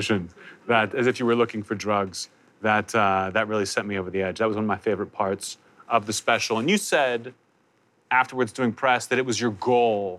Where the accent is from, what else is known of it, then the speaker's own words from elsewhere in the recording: Pittsburgh, Pennsylvania, United States; I'm from there, but that's not the accent. It's just the way I talk